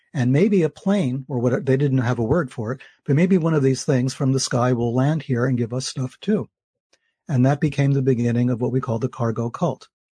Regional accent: New York, United States; as a New Yorker, I grew up, uh, taking the subways

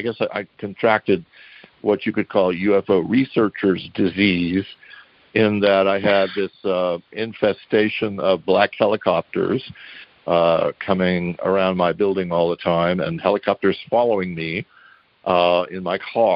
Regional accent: New Rochelle, New York, United States; moved away; also born or lived in Texas / San Antonio; told her I'd grown up in New Rochelle.

